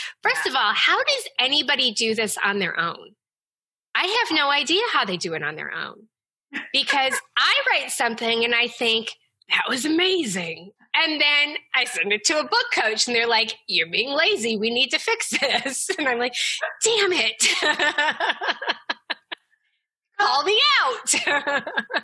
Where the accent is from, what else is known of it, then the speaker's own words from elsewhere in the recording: the South, United States; I grew up in the South